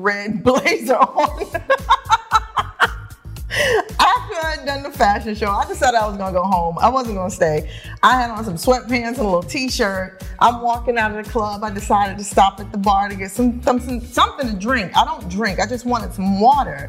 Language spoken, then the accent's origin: English; New York City, New York, United States; I was born and raised in New York.